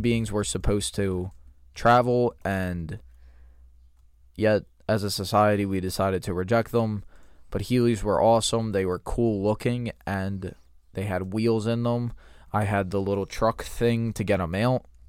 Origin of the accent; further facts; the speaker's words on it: United States; I'm American